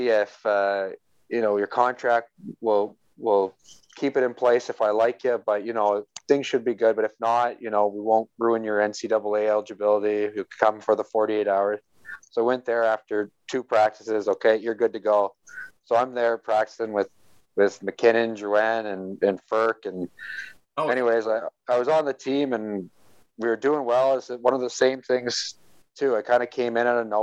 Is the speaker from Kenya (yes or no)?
no; Niagara, Ontario, Canada; also born or lived in New Brunswick; close to where I grew up in Niagara